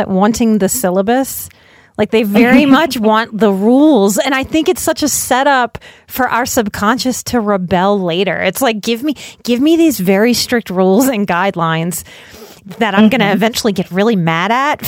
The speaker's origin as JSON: {"language": "English", "town": "New Orleans", "region": "Louisiana", "country": "United States", "said": "I come from New Orleans. We eat cream sauce, you know, on everything"}